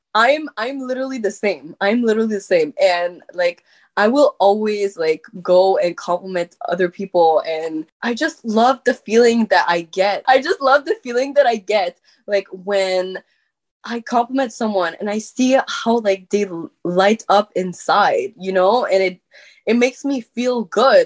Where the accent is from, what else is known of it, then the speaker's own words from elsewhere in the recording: Quebec, Canada; accent: French; first language French; English is a second language; I had like this huge accent in English because like my first language is French